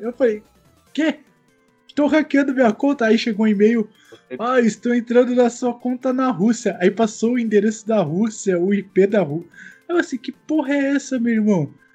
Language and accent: Portuguese; Brazil; a gente é brasileiro